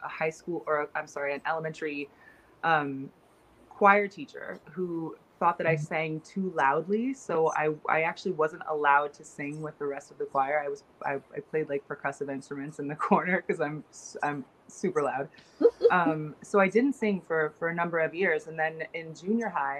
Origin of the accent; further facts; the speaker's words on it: Seattle, Washington, United States; now in Boston, United States; I grew up in Seattle